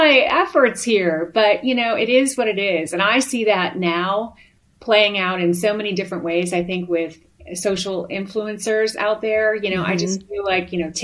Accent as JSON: {"language": "English", "town": "Chicago", "region": "Illinois", "country": "United States", "also_born_or_lived": "Amarillo, Texas", "moved": "as an adult", "said": "I'm originally from Chicago"}